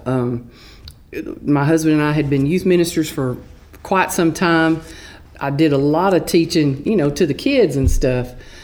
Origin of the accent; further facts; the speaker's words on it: Texas, United States; accent: Texas; also born or lived in Flint, Texas / Bullard, Texas; my Texas accent